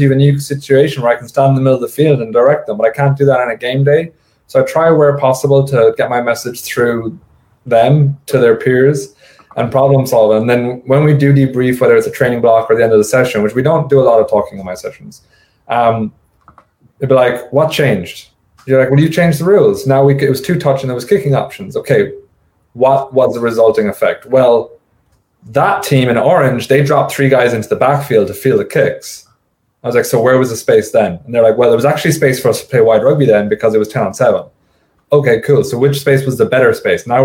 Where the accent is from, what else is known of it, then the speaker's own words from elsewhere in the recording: United States; as an American